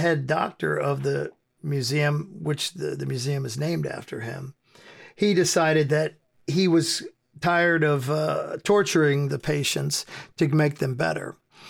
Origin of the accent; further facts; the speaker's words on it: United States; I grew up in America, and in 1988, there was the PMRC, which was conservative group of wives of politicians who took it upon themselves to be the moral police of America.